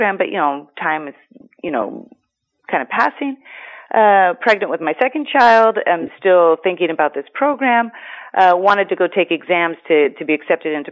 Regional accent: Seattle, Washington, United States; moved away as an adult; now in Greece; born and raised in Seattle

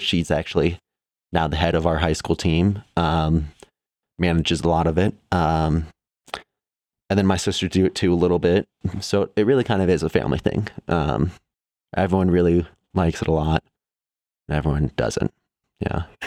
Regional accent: Evergreen, Colorado, United States; also born or lived in Chicago, Illinois; we moved from Chicago when I was eleven, and we've been in Evergreen, Colorado, outside of Denver pretty much ever since then

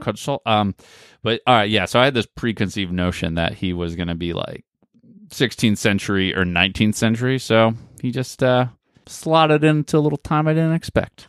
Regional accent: United States; we're Americans

